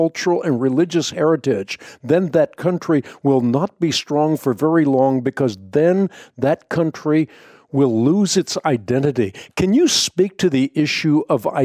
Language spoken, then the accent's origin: English; Netherlands; I was born in the Netherlands.